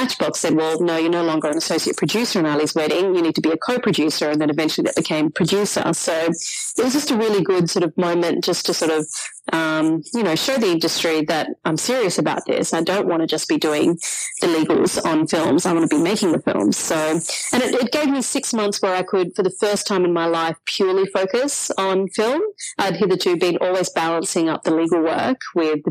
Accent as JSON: {"language": "English", "town": "Sydney", "region": "New South Wales", "country": "Australia", "tie": "born or raised there", "said": "I grew up in Sydney's western suburbs"}